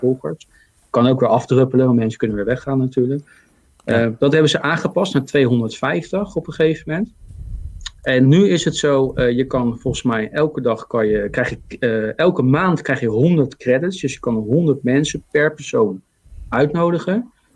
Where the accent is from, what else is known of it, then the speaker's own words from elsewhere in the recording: The Hague, South Holland, Netherlands; accent: Haags; now in Zoetermeer, Netherlands; ik ben geboren in Den Haag